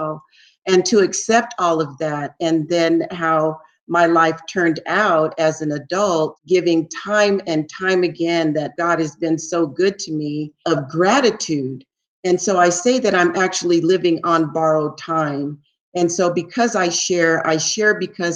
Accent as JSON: {"language": "English", "town": "San Francisco", "region": "California", "country": "United States", "tie": "born or raised there", "said": "I grew up in San Francisco, the Haight-Ashbury district"}